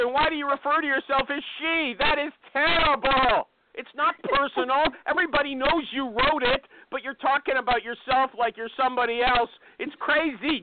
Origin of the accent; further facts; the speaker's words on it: Canada; I'm not American, by the way. Maybe. Canadian